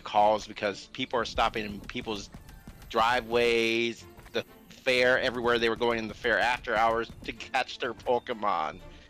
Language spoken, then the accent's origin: English; Houston, Texas, United States; now in Minnesota, United States; But I'm not from Minnesota. I am from Houston, Texas.